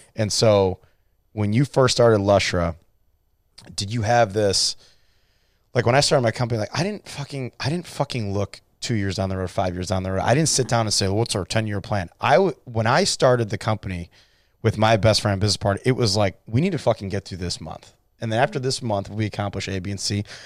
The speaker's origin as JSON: {"language": "English", "town": "Cleveland", "region": "Ohio", "country": "United States", "said": "I'm from Cleveland, Ohio"}